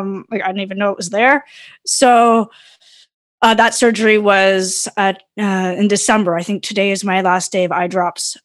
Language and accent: English; Brantford, Ontario, Canada; also born or lived in London, Ontario; I grew up in Brantford in the mid 90s